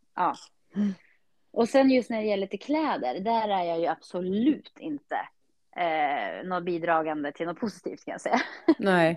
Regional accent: Eskilstuna, Södermanland, Sweden; när jag var yngre och bodde i Skiftinge

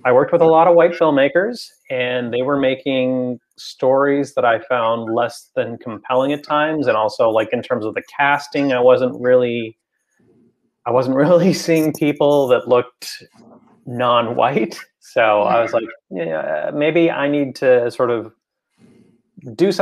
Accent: Toronto, Ontario, Canada; also born or lived in Oakland, California, United States / San Diego, California, United States; I was born in Oakland, raised more or less in San Diego for a big chunk of my childhood until we came up here.

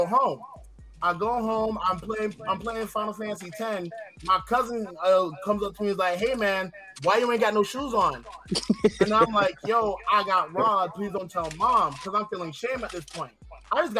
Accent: Pine Hills, Florida, United States; I grew up in Pine Hills off Powers Drive

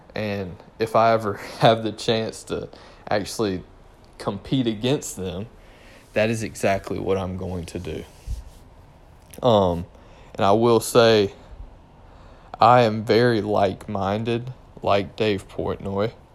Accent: Durham, North Carolina, United States; also born or lived in Orange County, North Carolina; I'm from Durham.

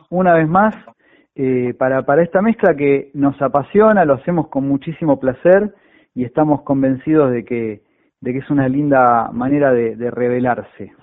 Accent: Buenos Aires, Argentina; also born or lived in Parque Mar Chiquita; now in Mar Chiquita, Argentina; la zona oeste, que es mi casa. Yo nací en, Villaluro, en Liniers

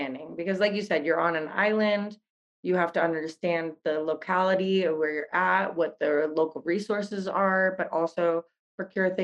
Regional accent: Netherlands; I grew up in the Netherlands

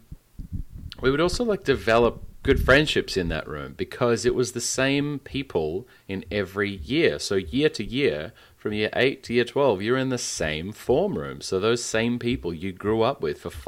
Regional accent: Western Australia, Australia; my home state

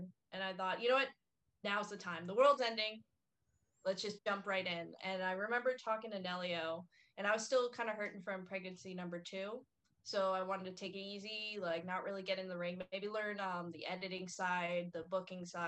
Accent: Vero Beach, Florida, United States; I'm from Vero Beach

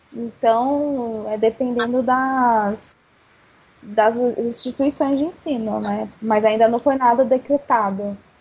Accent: Santo André, São Paulo, Brazil; also born or lived in New Jersey, United States; sou de Santo André, São Paulo.

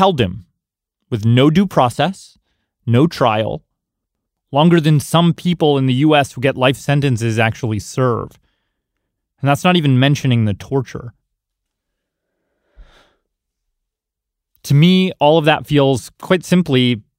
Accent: Canada; now in United States; I was born in Canada.

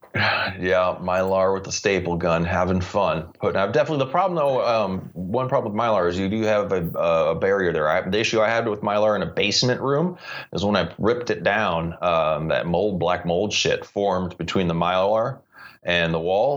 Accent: St. Louis, Missouri, United States; growing up in the Midwest of St. Louis, being a start baseball fan with the Cardinals

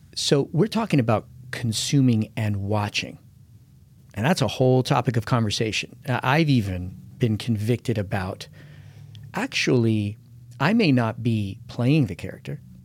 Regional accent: United States; as an American

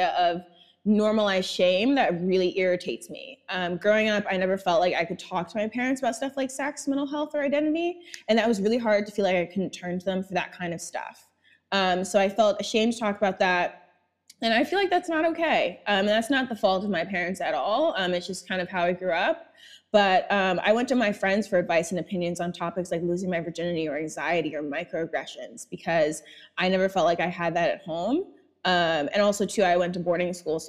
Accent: New York, United States; I was born and raised in Brooklyn

